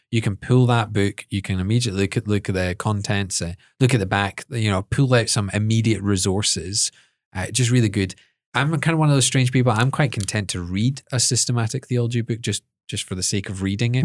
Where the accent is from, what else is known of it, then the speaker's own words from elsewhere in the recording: Edinburgh, Scotland, United Kingdom; I was brought up in Edinburgh